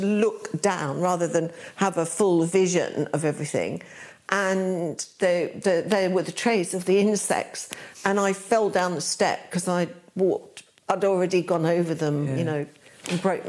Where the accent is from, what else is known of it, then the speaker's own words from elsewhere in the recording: London, United Kingdom; also born or lived in Hackney; London. I was born in Kensington.